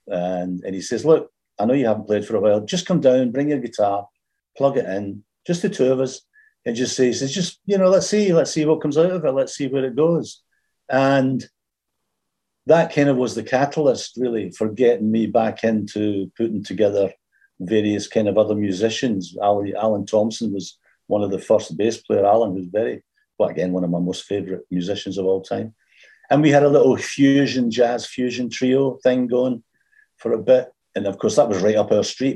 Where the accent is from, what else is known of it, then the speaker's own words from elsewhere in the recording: Glasgow, Scotland, United Kingdom; also born or lived in England; now in Glasgow, United Kingdom; when I moved back from England to Scotland, back to Glasgow.